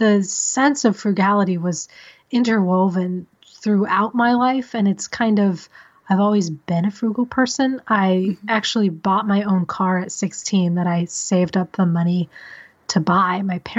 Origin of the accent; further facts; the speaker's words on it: Missouri, United States; also born or lived in San Diego, California / Decatur, Illinois; So I was born in San Diego, and then my family moved to the Midwest, and we lived in Decatur, Illinois, and then a suburb of St. Louis, Missouri.